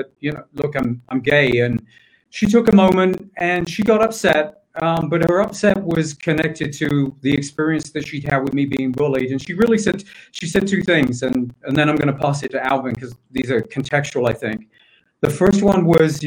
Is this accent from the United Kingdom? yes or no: yes; England, United Kingdom; moved away as an adult; also born or lived in London; I grew up in England. My family still lives there. Grew up on what at the time was the largest housing estate